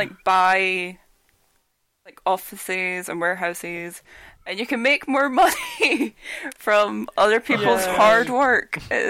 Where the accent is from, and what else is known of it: Edinburgh, Scotland, United Kingdom; born or raised there